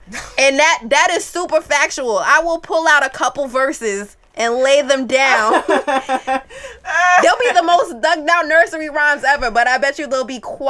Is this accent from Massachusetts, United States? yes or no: no; New York, United States; as a New Yorker